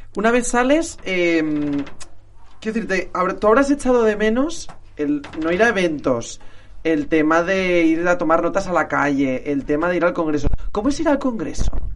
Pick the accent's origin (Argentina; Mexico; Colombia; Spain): Spain; Valencian Community; yo soy valenciano